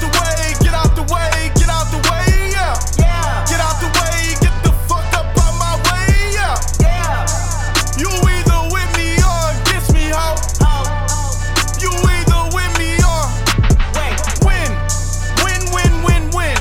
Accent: Orlando, Florida, United States; I'm born and raised in Orlando

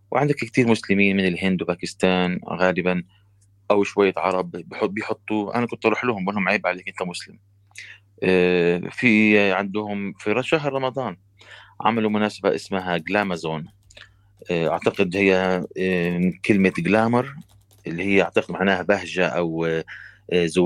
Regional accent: Palestine; now in Canada; انا فلسطيني في كندا

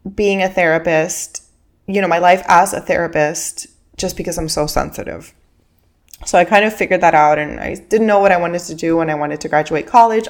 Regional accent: Miami, Florida, United States; first language Spanish; English is a second language; I grew up in Miami, and I'm living in Miami right now

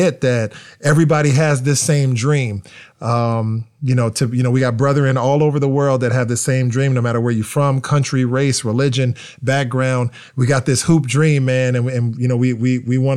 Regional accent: United States; being American and coming from America

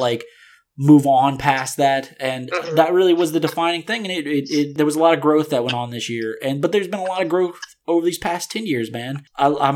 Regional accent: New Orleans, Louisiana, United States; moved away; I'm from New Orleans, so I'm used to that atmosphere

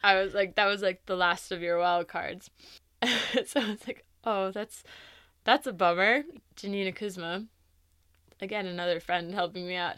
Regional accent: East Coast, United States; moved away; growing up in the East Coast

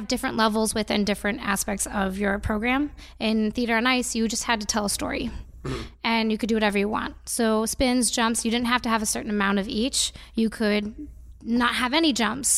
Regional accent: Cleveland, Ohio, United States; I'm from Cleveland, Ohio

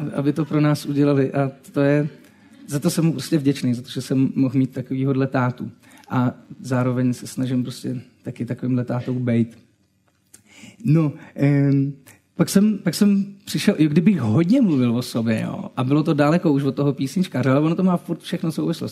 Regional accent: Třinec, Moravian-Silesian Region, Czechia; Já jsem z Třince

